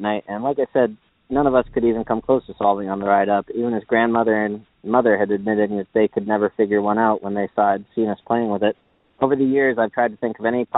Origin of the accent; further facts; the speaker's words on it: Massachusetts, United States; I'm from Massachusetts